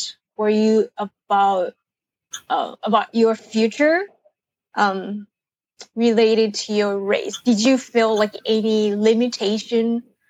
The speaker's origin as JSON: {"language": "English", "country": "Japan", "tie": "born or raised there", "moved": "yes", "lives_now": "New York, United States", "said": "since I wasn't born here, I was born and raised in Japan, so I don't know how it feels like to be raised as a child in the United States."}